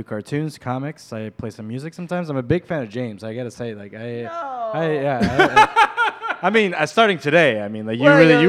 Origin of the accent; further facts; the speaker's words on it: Venezuela; moved away; I'm from Venezuela